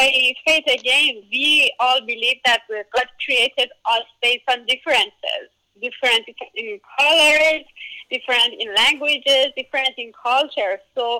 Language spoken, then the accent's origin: English; Iran; moved away as an adult; now in United States; I grew up in Iran and in my faith